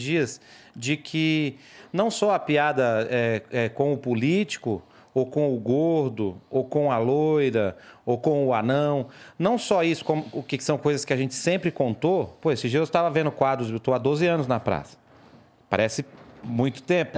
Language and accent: Portuguese; Ceará, Brazil; eu sou cearense